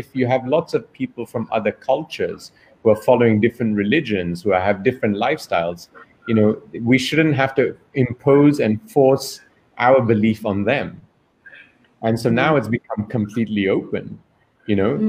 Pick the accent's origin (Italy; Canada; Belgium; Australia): Belgium; moved away; also born or lived in New York / London; I'm born and raised in Belgium. I'm of Indian origin.